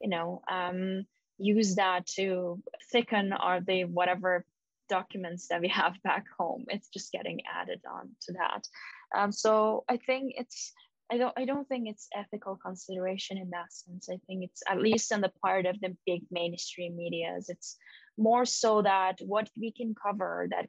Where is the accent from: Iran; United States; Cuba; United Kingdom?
Iran; moved away as an adult; now in Canada; I have a lot of attachments to my home country and what's going on over there, I also have been absent for the past 12 years